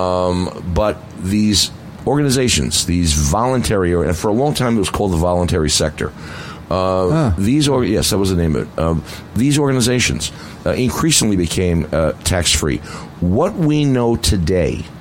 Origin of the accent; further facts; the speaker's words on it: New York City, New York, United States; I come from the Bronx, so I have different pronunciation